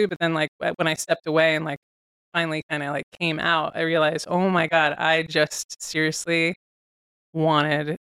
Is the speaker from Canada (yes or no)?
no; San Carlos, California, United States; I grew up in the Bay Area.